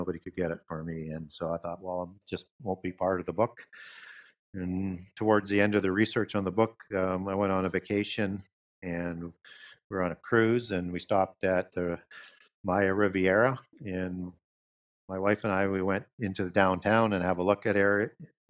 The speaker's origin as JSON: {"language": "English", "region": "Saskatchewan", "country": "Canada", "tie": "born or raised there", "said": "I grew up in Northern Saskatchewan"}